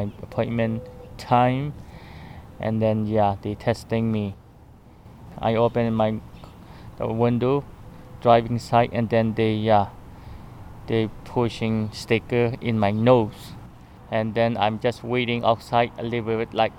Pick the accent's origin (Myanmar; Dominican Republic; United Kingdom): Myanmar; Chin State; moved away as an adult; now in Garden City, United States; I am from Myanmar, Burma.